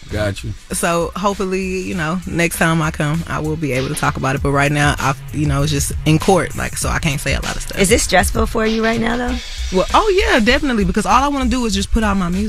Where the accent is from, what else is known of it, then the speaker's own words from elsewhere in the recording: Houston, Texas, United States; I'm from Houston.